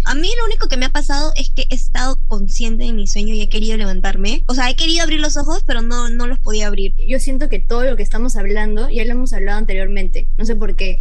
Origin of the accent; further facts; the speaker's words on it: Cusco, Peru; yo soy de Cusco